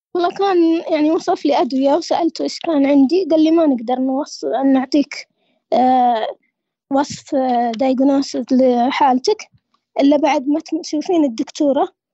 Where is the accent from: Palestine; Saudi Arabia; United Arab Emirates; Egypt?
Saudi Arabia; عندنا في السعودية